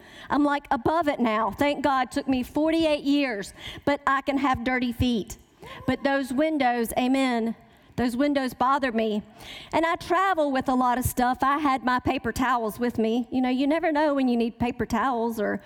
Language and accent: English; the South, United States; accent: Southern; I was raised in the South. Can you tell by my accent?